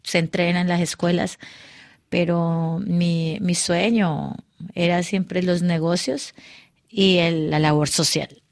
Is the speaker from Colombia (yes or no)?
yes; Cali, Valle del Cauca, Colombia; moved away as an adult; now in Paris, France; yo me fui de Cali